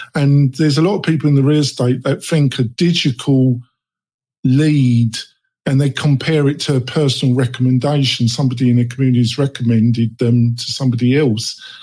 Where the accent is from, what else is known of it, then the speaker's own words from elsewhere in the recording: England, United Kingdom; now in Nevada, United States; I am not a native Nevadian. Um, I come from England